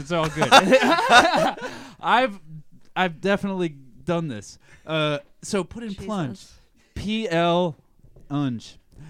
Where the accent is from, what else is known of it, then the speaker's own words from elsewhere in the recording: California, United States; moved away; I'm from California, man.